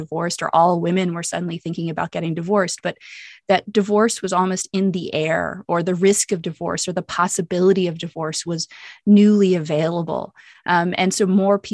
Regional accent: United States; I'm American and I'm white

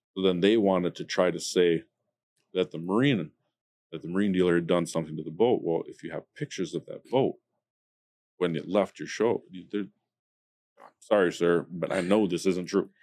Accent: United States; being an American

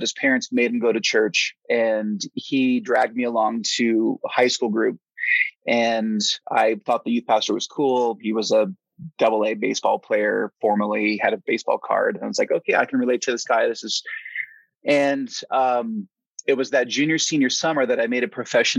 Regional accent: Silicon Valley, Southern Bay Area, California, United States; moved away as an adult; also born or lived in Portland, Oregon; now in Flagstaff, United States; I was raised in the Silicon Valley, Southern Bay Area, went to the same high school as Steve Jobs and Wozniak

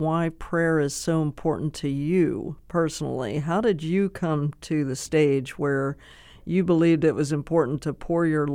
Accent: Pennsylvania, United States; I'm from Pennsylvania

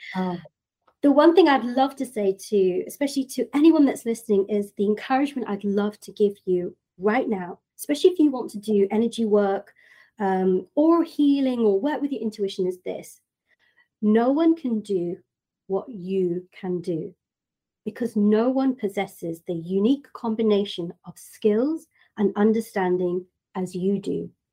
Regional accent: United Kingdom; moved away; in my hometown in the UK

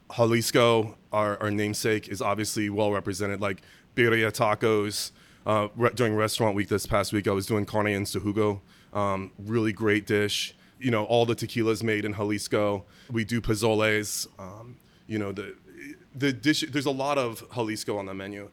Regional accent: Germany; moved away; I was born in Germany

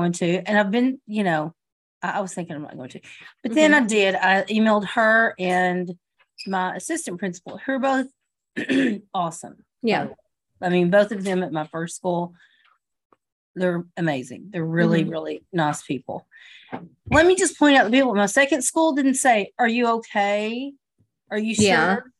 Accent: United States; as an American

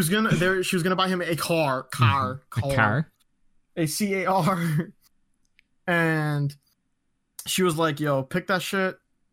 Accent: Ontario, Canada; I'm from Ontario.

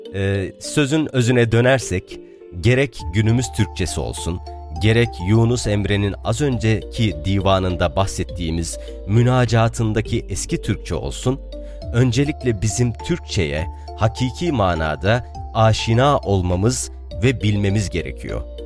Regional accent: Harran, Şanlıurfa, Turkey; born or raised there; first language Arabic; Turkish is a second language

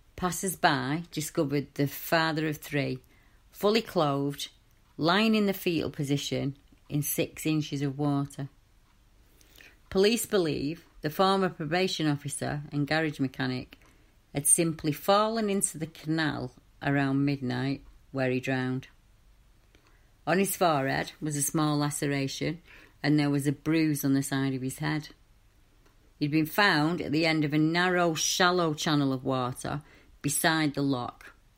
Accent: Manchester, North West England, United Kingdom; I grew up in Manchester in the 70s and 80s and 90s, and I was a young lass

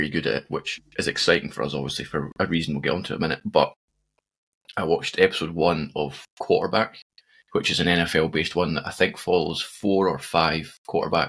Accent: Scotland, United Kingdom; I'm unapologetically Scottish

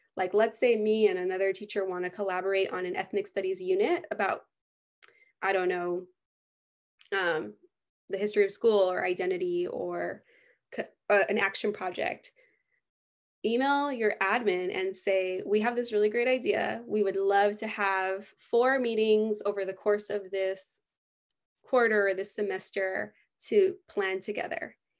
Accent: United States; growing up in the United States

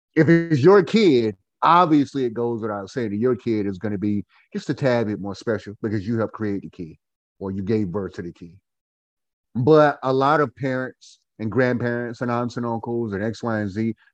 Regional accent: Goldsboro, North Carolina, United States; now in Winston-Salem, United States; We hail from Goldsboro, North Carolina. We are a couple of Goldsboro Knights. I currently live and Winston-Salem, North Carolina.

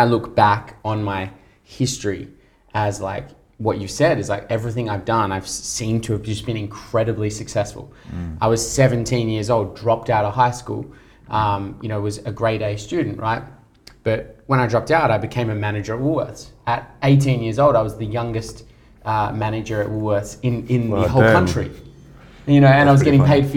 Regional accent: Australia; also born or lived in England; we moved to Australia from England when I was 6 years old

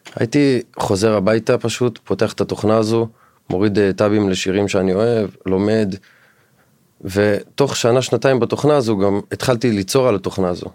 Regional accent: Dimona, Southern District, Israel; moved away as an adult; אני במקור מהדרום, אה, מדימונה. נולדתי והתחנכתי וגדלתי שם עד גיל 21.

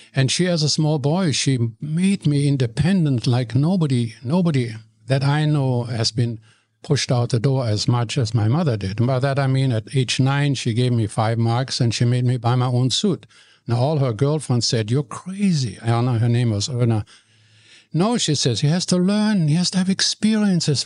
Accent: Cologne, North Rhine-Westphalia, Germany; English is a second language; moved away as an adult; now in Vancouver, Canada; I'm born in Germany, in Cologne, in the city of Cologne

